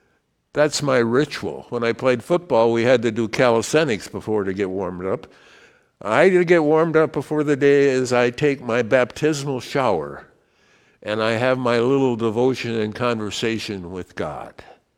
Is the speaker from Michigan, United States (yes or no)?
no; Richland Center, Wisconsin, United States; born there; I was born in Richland Center, Wisconsin, to two parents